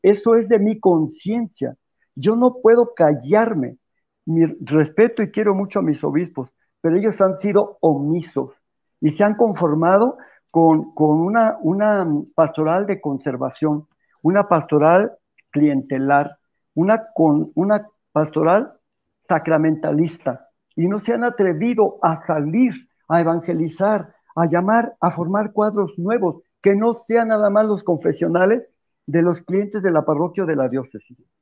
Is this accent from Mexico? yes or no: yes; Mexico; los católicos de México